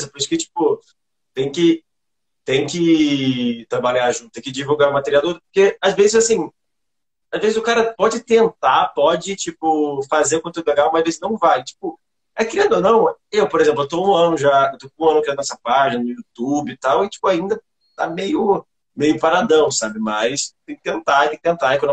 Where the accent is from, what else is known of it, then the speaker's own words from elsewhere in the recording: São Paulo, Brazil; Eu sou de São Paulo também.